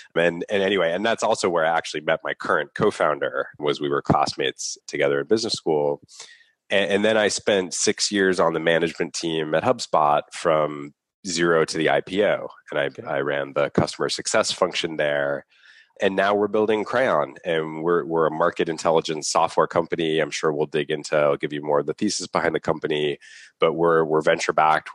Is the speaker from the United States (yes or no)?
yes; Boston, Massachusetts, United States; I grew up here in Boston.